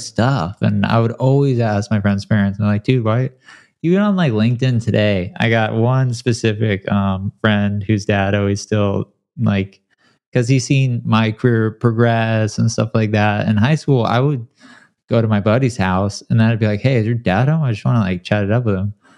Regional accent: San Clemente, California, United States; also born or lived in Detroit, Michigan; I was born in Detroit, and then I grew up in a small beach town called San Clemente in Southern California

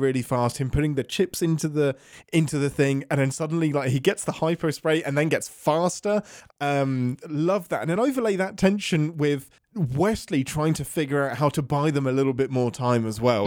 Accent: England, United Kingdom; being English.

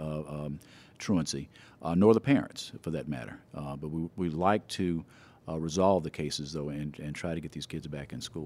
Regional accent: Memphis, Tennessee, United States; I was born here in Memphis, actually, in Des Moines Gardens

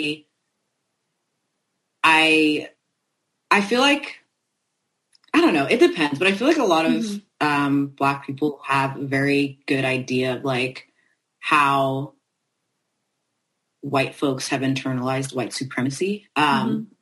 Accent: France; I was raised in France

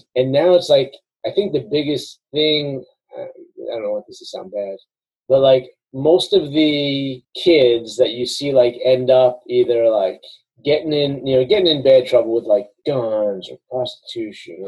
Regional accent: New York, United States; moved away; also born or lived in the South (US); growing up in New York as a kid

